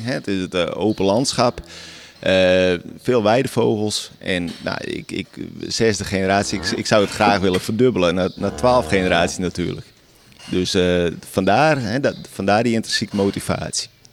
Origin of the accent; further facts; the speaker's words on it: Friesland, Netherlands; Ik ben hier geboren. Ik slaap nu op precies dezelfde plek als eh, waar ik ben geboren